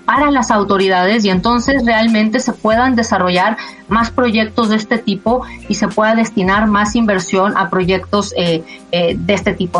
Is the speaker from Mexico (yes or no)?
yes; Mexico; la mayoría somos mexicanos